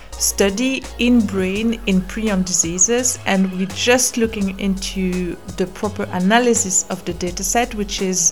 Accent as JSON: {"language": "English", "country": "Belgium", "also_born_or_lived": "Cambridge, United Kingdom", "moved": "as an adult", "lives_now": "London, United Kingdom", "said": "I'm originally from Belgium. I had moved to the UK for my postdoc"}